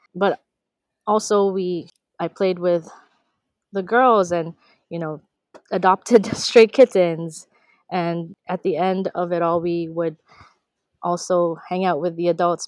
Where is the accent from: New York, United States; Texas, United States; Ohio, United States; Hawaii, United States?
Hawaii, United States; Honolulu; also born or lived in Ilocos Region, Philippines; grew up primarily in Honolulu, Hawaii, in Kalihi Palama